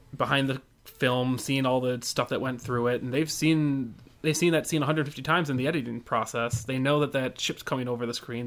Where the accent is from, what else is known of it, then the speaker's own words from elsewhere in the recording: United States; I'm from America